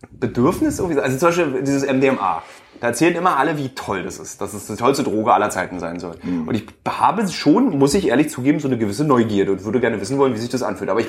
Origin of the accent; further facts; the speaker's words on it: Berlin, Germany; born there; Aber ich kenne so ganz wenig, so gebürtige Berliner, wie wir es sind